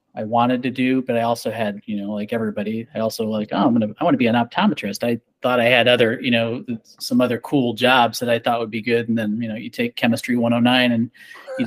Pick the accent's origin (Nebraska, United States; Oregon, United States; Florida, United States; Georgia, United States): Nebraska, United States; Scottsbluff; now in Omaha, United States; I was born in Omaha, Nebraska, raised in Scotts Bluff